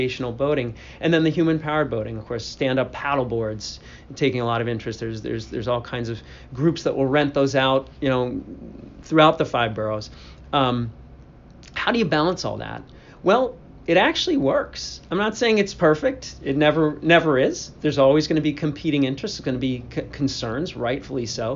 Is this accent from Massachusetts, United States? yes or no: yes; outside of Boston, Massachusetts, United States; now in New York, United States; I grew up outside of Boston